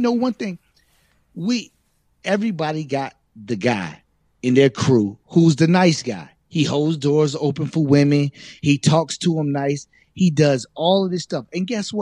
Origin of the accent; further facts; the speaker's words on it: Virginia, United States; we grew up in Virginia.